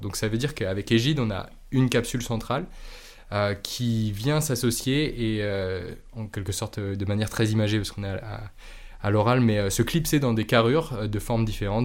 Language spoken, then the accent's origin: French; Normandy, France; je suis normand à la base